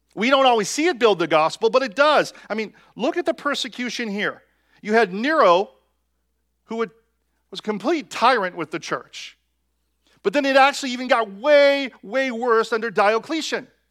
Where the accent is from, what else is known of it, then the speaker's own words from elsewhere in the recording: United States; us as American Christians